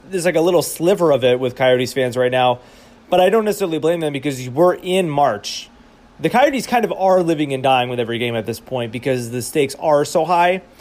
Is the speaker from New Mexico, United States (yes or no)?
no; Boston, Massachusetts, United States; moved away; I grew up in Boston, right? I grew up a, a fan of Boston sports